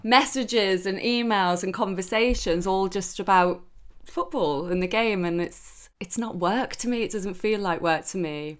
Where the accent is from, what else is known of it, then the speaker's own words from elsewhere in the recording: Newcastle upon Tyne, North East England, United Kingdom; moved away; I'm Geordie through and through. I, I don't live I up there anymore, but my whole family are there. I'm up there as as much as I can, and and I'm very very proud to to be from Newcastle.